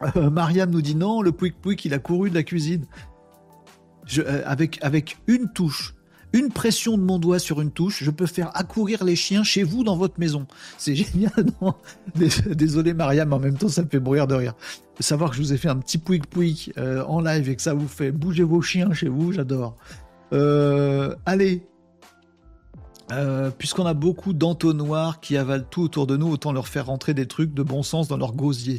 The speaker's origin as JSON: {"language": "French", "country": "France", "said": "en tant que Français"}